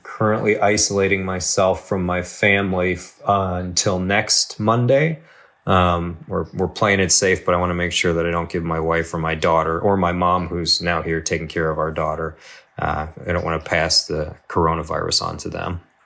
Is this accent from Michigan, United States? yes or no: yes; Michigan, United States; moved away as an adult; now in Chicago, United States; I grew up in Michigan